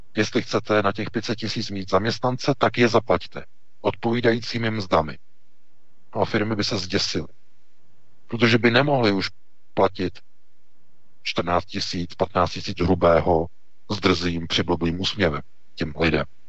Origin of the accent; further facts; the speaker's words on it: Czechia; jsme my Češi